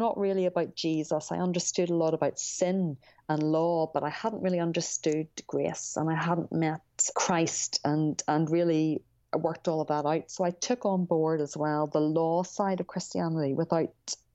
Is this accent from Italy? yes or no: no; Ireland; I grew up in Ireland